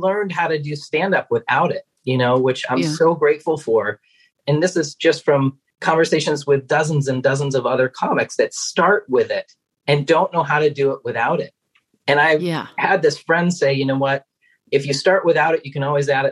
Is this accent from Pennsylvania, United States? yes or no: no; Maine, United States; I'm originally from Maine